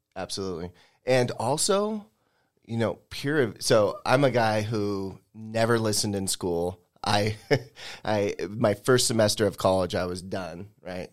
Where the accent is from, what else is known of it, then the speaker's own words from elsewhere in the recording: Spokane, Washington, United States; this is my hometown